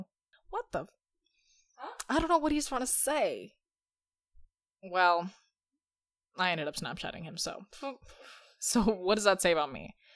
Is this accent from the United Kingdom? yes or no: yes; United Kingdom; I'm actually British, by the way, even though I study at college.